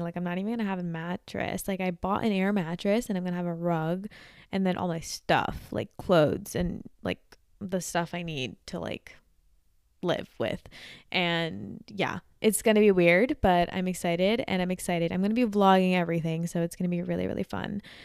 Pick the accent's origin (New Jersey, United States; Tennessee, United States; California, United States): New Jersey, United States; I'm from Jersey